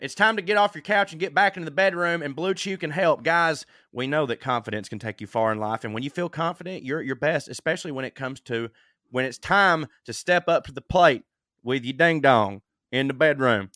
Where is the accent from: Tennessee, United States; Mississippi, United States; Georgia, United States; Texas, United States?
Georgia, United States; growing up in Georgia